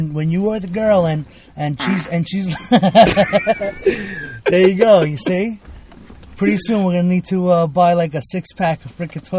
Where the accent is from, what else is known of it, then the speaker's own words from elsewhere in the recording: Brooklyn, New York, United States; moved away as an adult; also born or lived in Venezuela / Bensonhurst; now in Long Island, United States; I grew up in Brooklyn. I was born in Venezuela. Came here when I was 4.